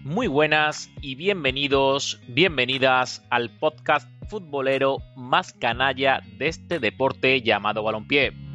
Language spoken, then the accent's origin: Spanish; Seville, Andalusia, Spain; now in Canada; soy un sevillano perdido en Canadá